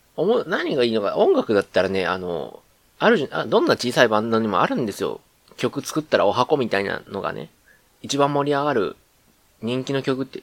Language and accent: Japanese; Kansai, Japan; accent: Kansai dialect; 関西人、関西人なんでねって言ったら偏見ですけど、普通にあの、関西弁で喋る